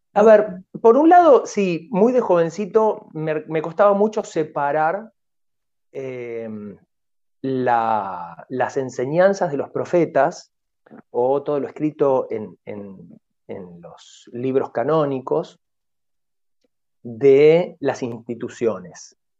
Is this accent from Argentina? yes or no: yes; Tigre, Buenos Aires Province, Argentina; Yo soy este, nativo de Tigre, de la ciudad de Tigre